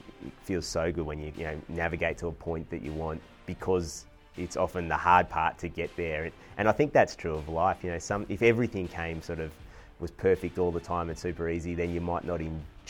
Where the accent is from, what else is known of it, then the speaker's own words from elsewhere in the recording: Victoria, Australia; also born or lived in various places around Australia; Yeah, so I grew up, my father was in the military, so I spent a chunk of time in Victoria, but got to live in all sorts of places around Australia. And that was great, actually. We lived in lots of rural places